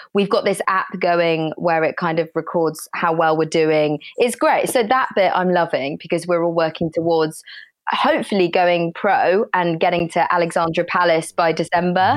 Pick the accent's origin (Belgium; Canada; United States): Belgium; Brussels, Brussels-Capital Region; moved away; I was born in Belgium